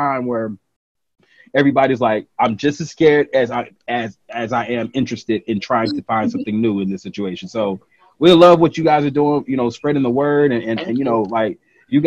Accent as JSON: {"language": "English", "country": "United States", "also_born_or_lived": "Atlanta, Georgia / Houston, Texas", "said": "I'm from Atlanta and Houston."}